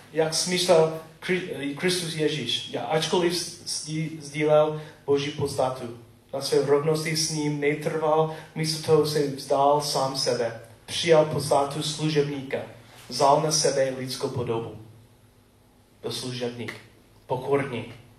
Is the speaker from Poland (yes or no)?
no; United States; Czech is a second language; moved away; Jsem typický Američan